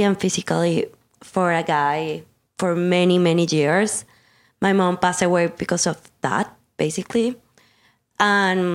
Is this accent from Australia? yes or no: no; Colombia; I'm from Colombia.